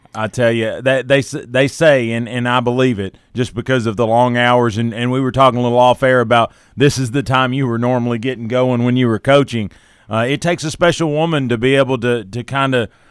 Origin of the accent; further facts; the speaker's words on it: Tennessee, United States; I'm a, a native, haven't really ever lived outside of Tennessee